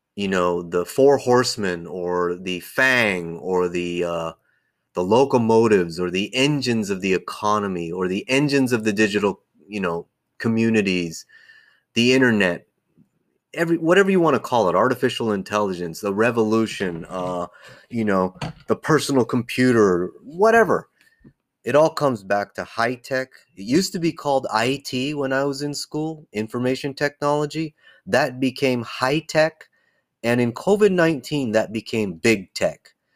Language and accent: English; near Silicon Valley, California, United States; as a little guy growing up near Silicon Valley